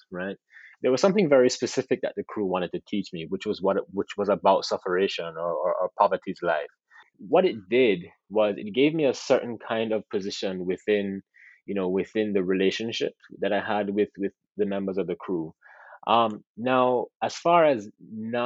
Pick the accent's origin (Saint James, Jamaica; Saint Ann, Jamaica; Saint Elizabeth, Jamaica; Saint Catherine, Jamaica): Saint James, Jamaica; Montego Bay; I am from Montego Bay. I have family in Montego Bay